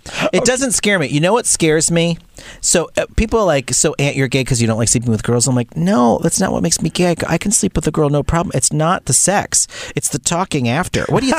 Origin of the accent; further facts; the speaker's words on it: Massachusetts, United States; I was born in Massachusetts.